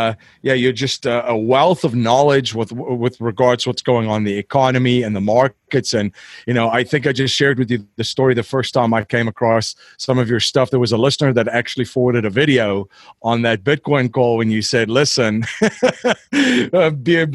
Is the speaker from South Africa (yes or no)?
yes; South Africa; I'm from South Africa